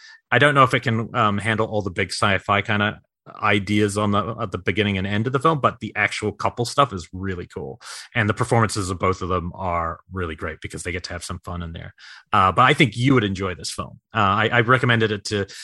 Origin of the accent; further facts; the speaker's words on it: New York City, New York, United States; I was born in Brooklyn